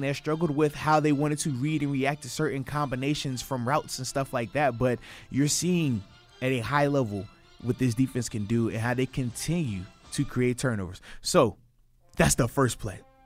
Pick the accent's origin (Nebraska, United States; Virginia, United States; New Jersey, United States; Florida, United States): Virginia, United States; moved away as an adult; also born or lived in Buffalo; I'm from Virginia. We get six inches of snow. Everything shuts down.